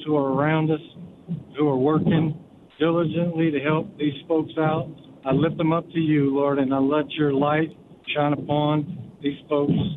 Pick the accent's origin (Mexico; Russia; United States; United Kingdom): United States; Louisiana; also born or lived in Shaw, Mississippi; I am from Louisiana, but I'm working in Shaw, Mississippi